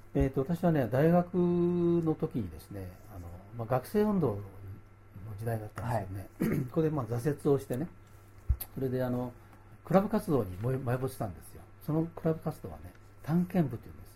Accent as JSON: {"language": "Japanese", "town": "Nakatsu", "region": "Oita", "country": "Japan", "tie": "born or raised there", "moved": "yes", "said": "私の田舎の大分県中津市に帰ったんですね"}